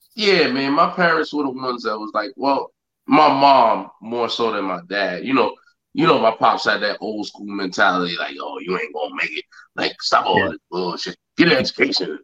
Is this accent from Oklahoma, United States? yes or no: no; Yonkers, New York, United States; growing up in Yonkers